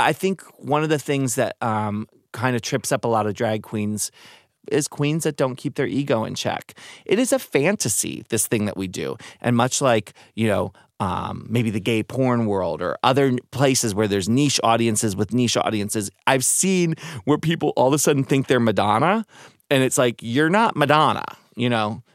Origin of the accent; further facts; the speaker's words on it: Maryland, United States; now in San Francisco, United States; I was growing up in Maryland, going to Catholic school